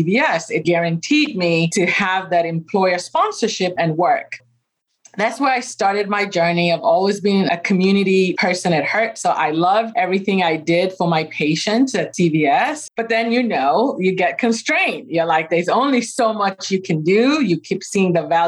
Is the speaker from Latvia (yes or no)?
no; Kenya; moved away as an adult; now in United States; I was born and raised in Kenya